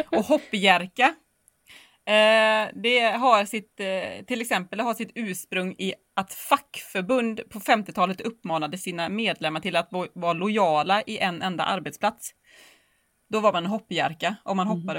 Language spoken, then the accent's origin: Swedish; Borås, Västra Götaland, Sweden; Nej, jag är ju inte från Göteborg